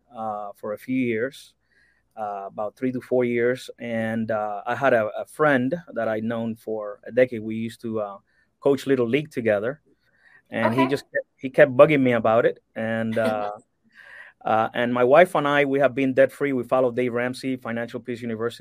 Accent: Cuba; now in United States; I'm originally from Cuba, born and raised, and I moved to the States in 1996.

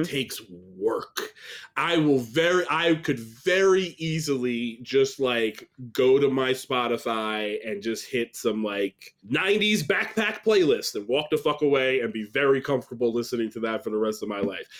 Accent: upstate New York, United States; also born or lived in Staten Island, New York; I was born in Staten Island but moved upstate New York

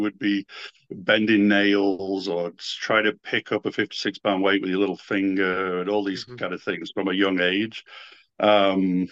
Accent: Hambleton, North West England, United Kingdom; also born or lived in Blackpool; Where I grew up, I was born in Blackpool, but I actually lived more in the countryside in a small village called Hambleton, about 8 miles away from Blackpool

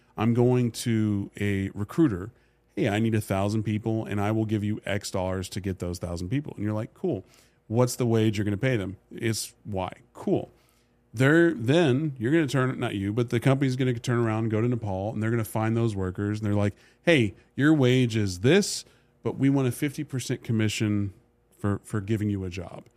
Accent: United States; also born or lived in Dubai; being an American with a passport.

